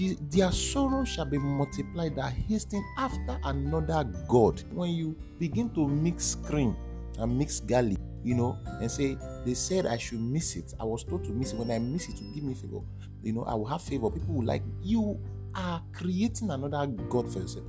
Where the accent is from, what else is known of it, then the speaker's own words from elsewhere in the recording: Edo, Nigeria; I am from Edo State